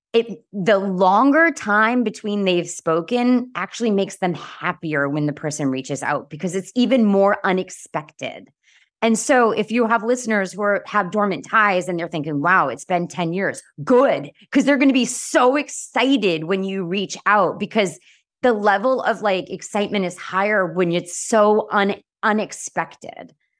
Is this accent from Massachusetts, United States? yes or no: yes; Boston, Massachusetts, United States; I'm from Boston.